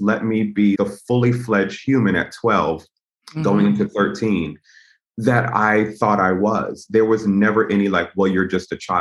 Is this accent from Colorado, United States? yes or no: no; Connecticut, United States; I was from Connecticut